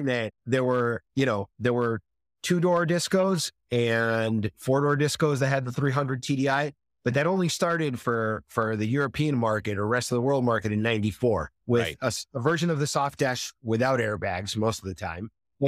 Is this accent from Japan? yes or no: no; Spain; English is a second language; now in United States; which I'm very fond of because I grew up in Spain.